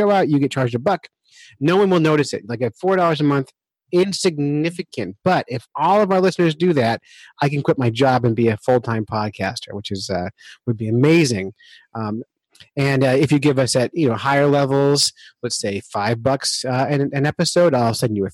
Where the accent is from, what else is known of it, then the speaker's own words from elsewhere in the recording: Camden, New Jersey, United States; now in New Hampshire, United States; I'm from Camden, New Jersey